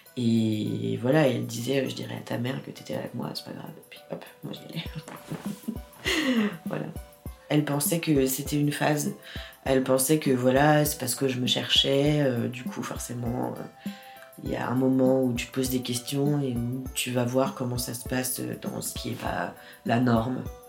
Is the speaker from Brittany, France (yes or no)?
no; Paris, Île-de-France, France; Je suis née à Paris 14e